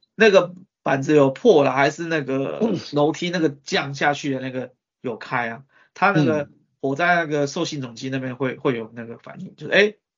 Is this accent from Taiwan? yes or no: yes; Taiwan; 我们台湾人民贡献给世界了